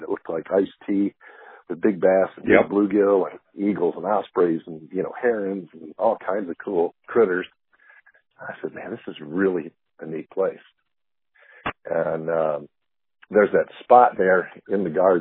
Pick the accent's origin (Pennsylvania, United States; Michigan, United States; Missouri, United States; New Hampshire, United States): Michigan, United States; Grand Rapids; now in Florida, United States; I'm originally from Southwest Michigan, Grand Rapids area